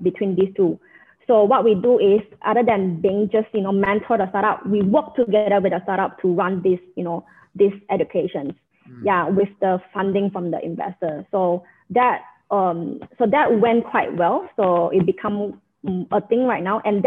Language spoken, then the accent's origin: English; Malaysia; also born or lived in Johor, Malaysia / Penang, Malaysia; now in Brunei; I grew up in Malaysia